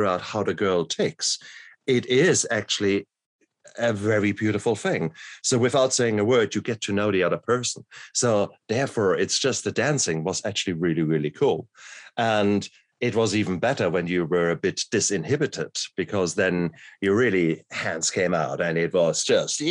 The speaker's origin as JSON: {"language": "English", "town": "Mannheim", "country": "Germany", "tie": "born or raised there", "also_born_or_lived": "Ludwigshafen, Germany / Heidelberg, Germany", "said": "I grew up in Mannheim and Ludwigshafen, which are industrial towns"}